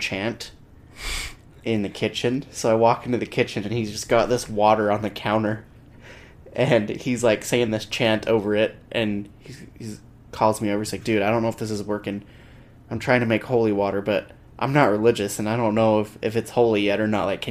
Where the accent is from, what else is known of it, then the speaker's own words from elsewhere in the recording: Salt Lake City, Utah, United States; I'm from Salt Lake